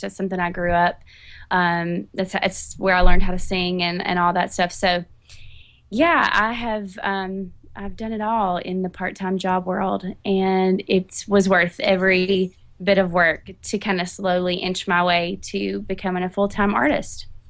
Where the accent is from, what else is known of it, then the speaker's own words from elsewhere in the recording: Catawba, North Carolina, United States; moved away as an adult; now in Nashville, United States; I'm from North Carolina. I grew up in a teeny tiny town called Catawba, and I've been in Nashville for a little over 10 years